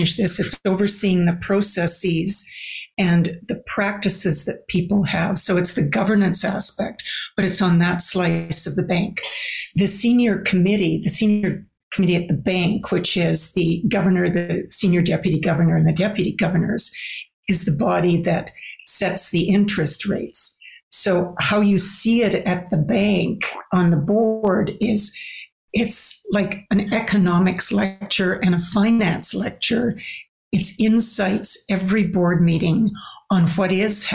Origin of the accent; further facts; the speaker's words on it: Canada; as a Canadian